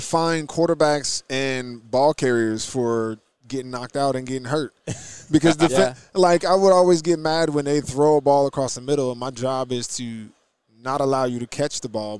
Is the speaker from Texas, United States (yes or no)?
no; New Jersey, United States; Well, I'm from New Jersey.